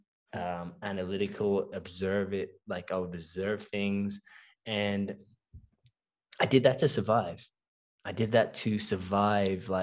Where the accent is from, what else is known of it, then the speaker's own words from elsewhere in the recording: Melbourne, Victoria, Australia; I was born and raised in Melbourne, Australia. Both of my parents come from Cape Town, South Africa